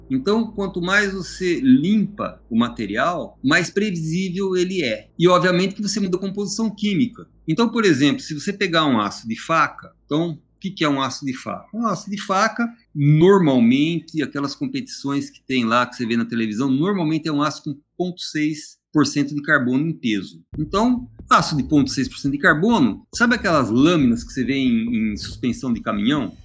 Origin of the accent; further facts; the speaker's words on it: São Carlos, São Paulo, Brazil; moved away as an adult; now in Londrina, Brazil; sou de São Carlos